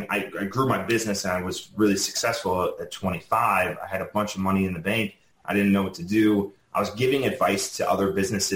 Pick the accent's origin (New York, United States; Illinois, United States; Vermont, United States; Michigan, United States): Illinois, United States; Chicago; moved away; I'm from Chicago originally.